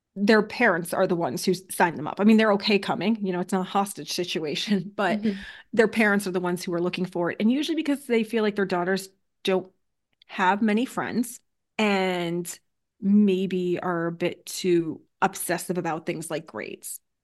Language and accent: English; Connecticut, United States; now in New Hampshire, United States; Originally, I'm from Connecticut